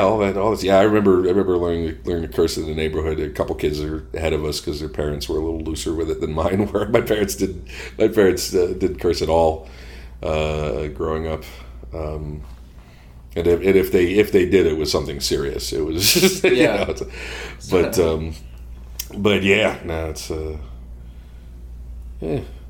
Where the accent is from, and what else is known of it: Boston, Massachusetts, United States